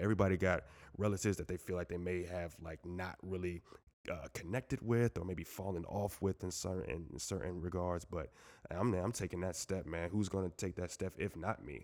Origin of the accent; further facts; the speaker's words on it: Moore Haven, Florida, United States; also born or lived in Jamaica, Queens, New York; growing up in Mount Doyle, like, sometimes you feel the same vibes, like, you know, it's a small, small, small city